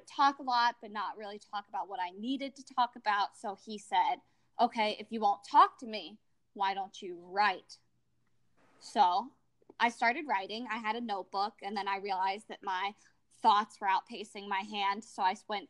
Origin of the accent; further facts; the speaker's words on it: Little Rock, Arkansas, United States; I'm from Little Rock, Arkansas in the United States